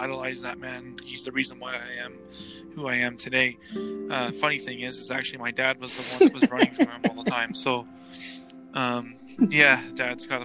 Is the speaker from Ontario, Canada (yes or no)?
no; Devon, Alberta, Canada; also born or lived in Edmonton, Canada / Regina, Canada; I grew up in Devon, that's outside of Edmonton there